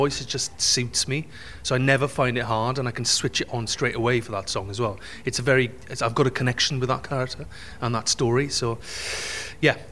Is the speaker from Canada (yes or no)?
no; Wales, United Kingdom; first language English; now in London, United Kingdom; I'm Welsh, I live and work in London and all around the world, and to do what I want for a living, I had to leave my hometown, small town in Wales